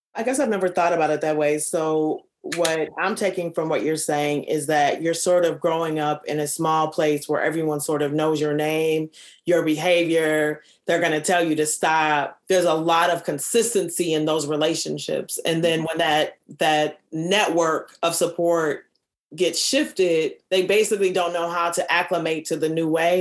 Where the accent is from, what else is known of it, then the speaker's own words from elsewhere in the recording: Minneapolis, Minnesota, United States; I'm from the North Side.